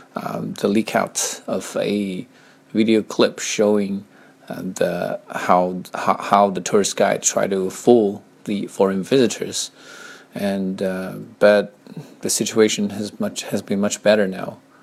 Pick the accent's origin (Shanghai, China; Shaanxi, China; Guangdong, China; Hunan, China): Hunan, China; Chenzhou; English is a second language; moved away as an adult; I grew up in a small town called Chenzhou, which is located in the southmost part of Hunan province.